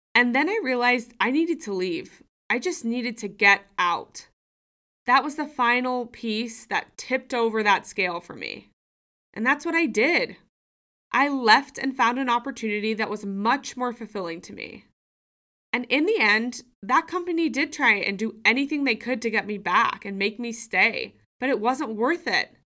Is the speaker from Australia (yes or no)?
yes; Sydney, New South Wales, Australia; moved away as an adult; also born or lived in United States; I've moved home from the U S back to my hometown of Sydney, Australia